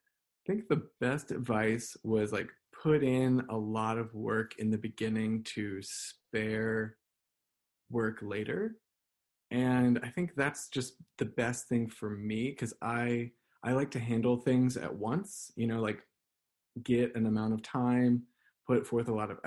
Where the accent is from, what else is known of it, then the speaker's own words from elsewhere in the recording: the South, United States; So I am from the South, and even though my family doesn't come from like any great Southern heritage, where they're not like really connected with it, quote unquote, I do really like to just like cook collard greens and ham hocks.